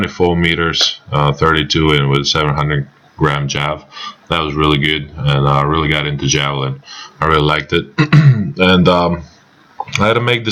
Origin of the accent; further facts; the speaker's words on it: Croatia; As every kid in my hometown, I started with a basketball